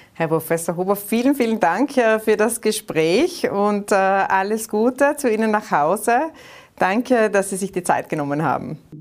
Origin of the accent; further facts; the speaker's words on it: Austria; Bei uns in Österreich